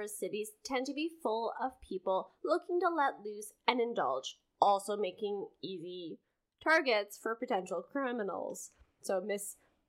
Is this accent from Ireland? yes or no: no; Canada